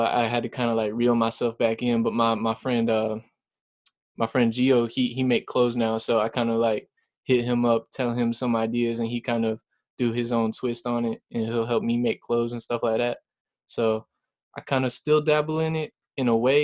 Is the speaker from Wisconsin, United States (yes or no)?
no; South Carolina, United States; also born or lived in Lexington, South Carolina / Elgin, South Carolina; I'm from South Carolina, firstly. I've lived here pretty much my whole life. Moved around the state probably four times. Started off in, like, Lexington